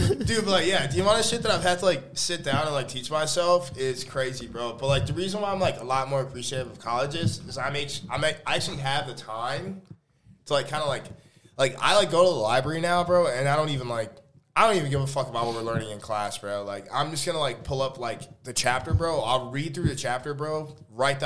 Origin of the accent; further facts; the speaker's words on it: Chicago, Illinois, United States; I'm from Chicago